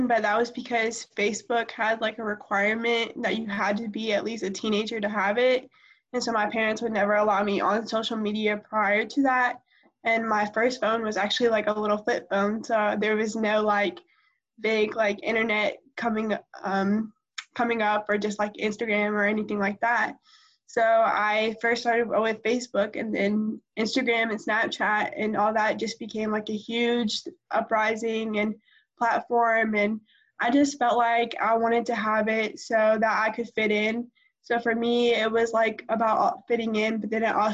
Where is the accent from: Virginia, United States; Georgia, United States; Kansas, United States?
Virginia, United States; now in Harrisburg, United States; I was born in Virginia, but I currently live right outside of Charlotte in Harrisburg